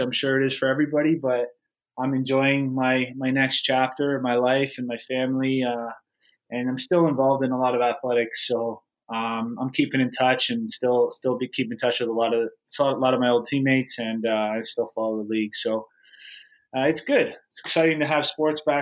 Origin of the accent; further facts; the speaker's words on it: less than an hour from Detroit, Ontario, Canada; we were only less than an hour from Detroit.